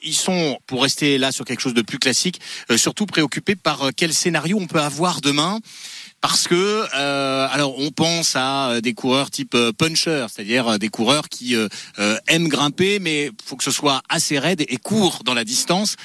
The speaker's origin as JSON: {"language": "French", "area": "the North", "region": "Hauts-de-France", "country": "France", "said": "Je viens du Nord"}